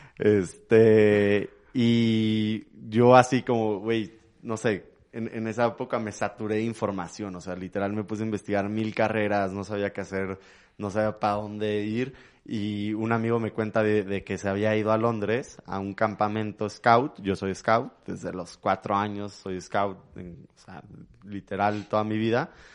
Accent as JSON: {"language": "Spanish", "region": "Mexico City", "country": "Mexico", "tie": "born or raised there", "also_born_or_lived": "London", "said": "nací en México, en la Ciudad de México"}